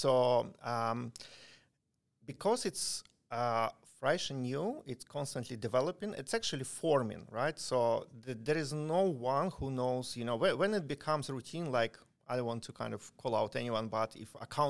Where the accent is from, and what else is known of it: Ukraine; moved away